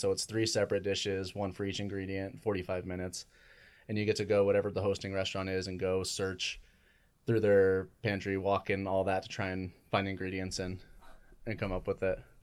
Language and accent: English; Gilbert, Arizona, United States; also born or lived in Chandler, Arizona; now in Tucson, United States; I was born in Chandler, but I grew up in Gilbert uh, area. Then I moved uh, down to Tucson in 2009.